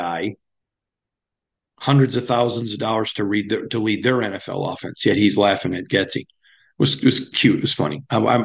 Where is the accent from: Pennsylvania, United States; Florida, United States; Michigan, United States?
Michigan, United States; where I grew up in Michigan